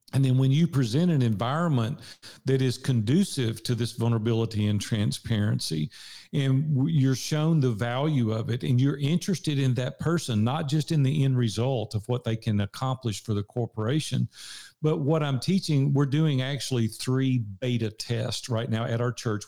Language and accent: English; Nashville, Tennessee, United States; accent: Southern; I'm from Nashville, Tennessee. I've been here sixty-one years now